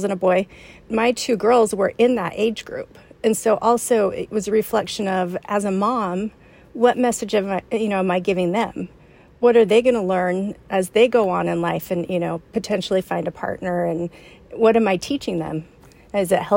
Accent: Provo, Utah, United States; moved away as an adult; now in San Antonio, United States; I grew up in Provo, Utah, which is where Brigham Young University is

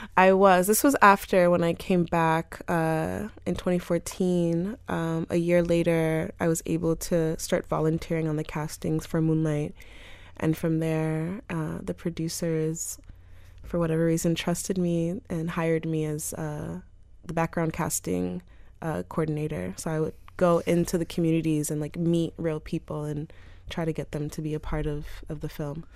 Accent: North Miami, Florida, United States; I grew up in North Miami

